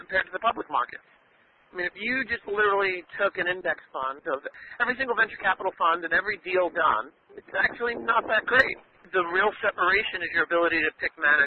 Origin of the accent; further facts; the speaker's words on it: New York City, New York, United States; I grew up here in Brooklyn